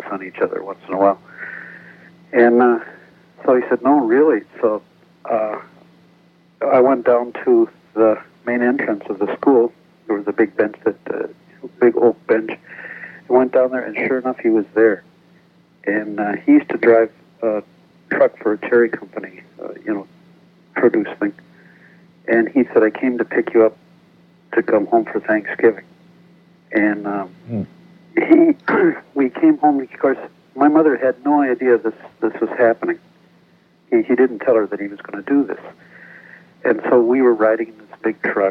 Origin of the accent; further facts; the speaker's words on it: Wisconsin, United States; moved away; also born or lived in Janesville, Wisconsin; I'm originally from Wisconsin